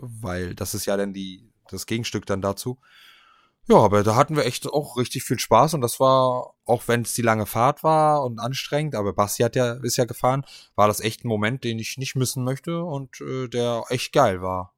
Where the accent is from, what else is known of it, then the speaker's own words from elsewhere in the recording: Stralsund, Mecklenburg-Vorpommern, Germany; meiner Heimatstadt